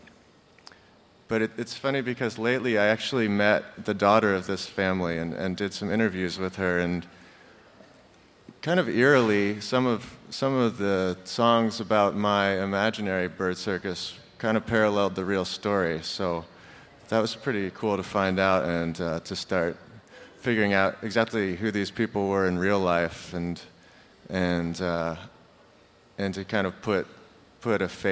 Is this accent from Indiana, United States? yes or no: yes; Pekin, Indiana, United States; We grew up in the Pekin, Palmyra.